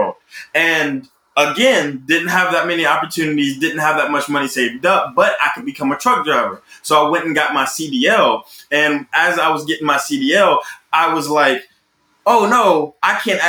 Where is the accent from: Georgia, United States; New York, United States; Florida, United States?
Georgia, United States; Roberta; now in Los Angeles, United States; I'm from Roberta, Georgia. It is this extremely small country town in the middle of Georgia.